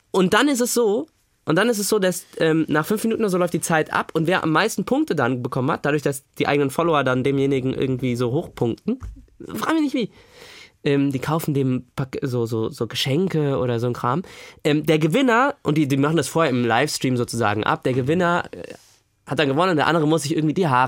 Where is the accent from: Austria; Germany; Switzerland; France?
Germany; Frankfurt, Hesse; Also ich, ich komme ja aus Frankfurt und Umgebung und ähm, da war